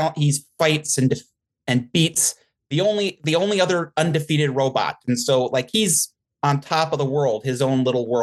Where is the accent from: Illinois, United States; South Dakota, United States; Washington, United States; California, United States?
South Dakota, United States; the Midwest; I'm from the Midwest, South Dakota area